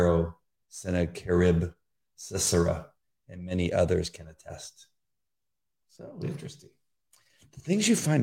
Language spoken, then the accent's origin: English; La Mirada, California, United States; also born or lived in Orange County / Riverside; I grew up in La Mirada, but I've been mostly in Orange County.